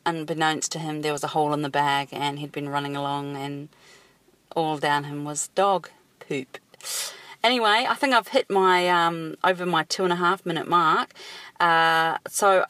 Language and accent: English; New Zealand; now in Sydney, Australia; I live in Sydney, Australia. I'm actually a Kiwi from New Zealand